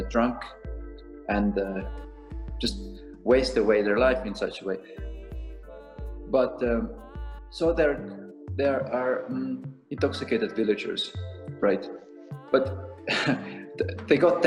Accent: Estonia; also born or lived in Dublin, Ireland; now in Zurich, Switzerland; I'm from Eastern Europe, I'm from Estonia. And then there used to be this communism, Soviet Union regime when I was growing up.

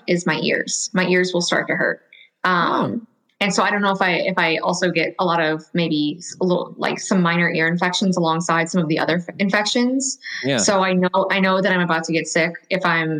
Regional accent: Louisiana, United States; I'm from Louisiana

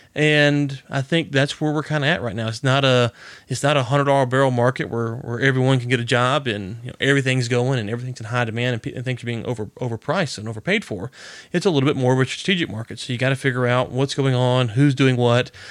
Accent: Louisiana, United States; I'm from Louisiana. I'm a redneck

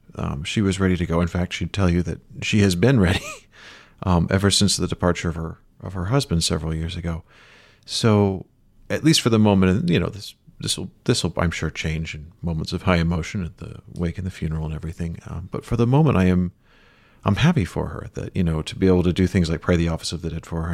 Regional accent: Chicago, Illinois, United States; moved away; the neighborhood where I, that I was born into in Rogers Park

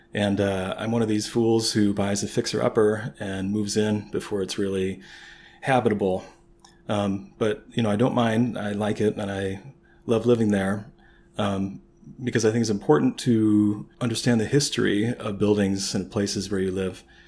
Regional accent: St. Louis, Missouri, United States; now in Chicago, United States; I'm from St. Louis

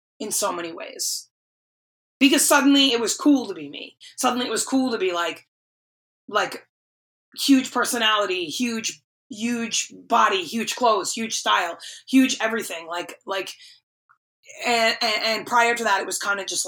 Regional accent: East Coast, United States; also born or lived in North Attleboro, Massachusetts; now in Nashville, United States; I remember working at Bath & Body Works in North Attleboro at the Emerald Square Mall, because I'm from the East Coast.

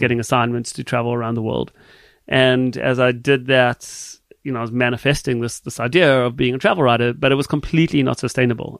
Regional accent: Johannesburg, Gauteng, South Africa; born or raised there; now in Canada

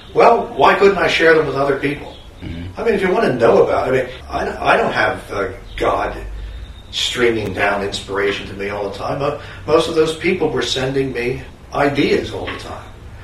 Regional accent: Chicago, Illinois, United States; I grew up in Chicago.

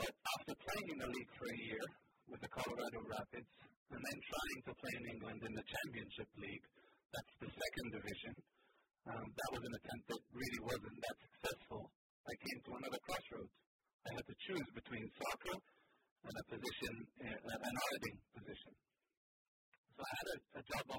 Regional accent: Israel; first language Hebrew; English is a second language; moved away as an adult; also born or lived in Boston, United States; now in United States; Israel, my home country

